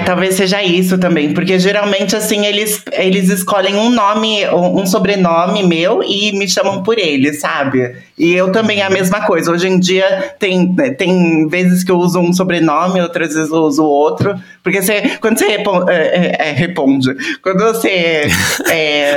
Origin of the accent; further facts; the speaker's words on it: São Paulo, Brazil; moved away as an adult; eu mesma, eu cresci em São Paulo